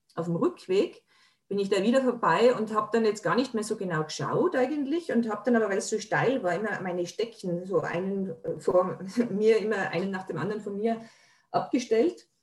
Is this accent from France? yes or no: no; Tyrol, Austria; bei uns in Tirol